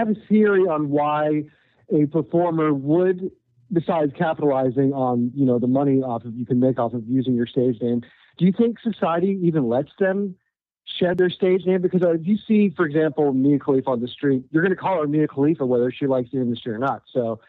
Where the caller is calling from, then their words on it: Orlando, Florida, United States; It's … from Orlando, Florida.